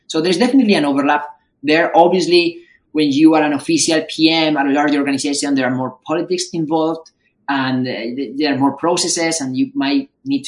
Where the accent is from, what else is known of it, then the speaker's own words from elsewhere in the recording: Madrid, Community of Madrid, Spain; moved away as an adult; now in Bay Area, United States; I'm also from Madrid